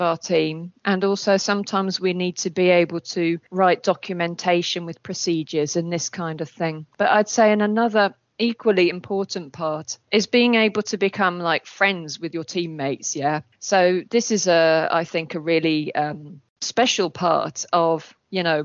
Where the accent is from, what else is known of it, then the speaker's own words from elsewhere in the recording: England, United Kingdom; moved away as an adult; also born or lived in Cambridge; now in Krakow, Poland; I was born in England.